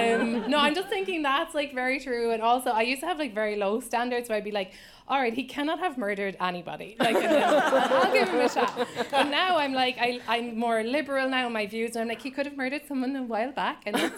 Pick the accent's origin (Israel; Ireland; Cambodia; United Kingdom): Ireland; also born or lived in Zimbabwe; now in United States; So I'm an immigrant. I moved here 4 years ago, and I grew up in Ireland and Zimbabwe.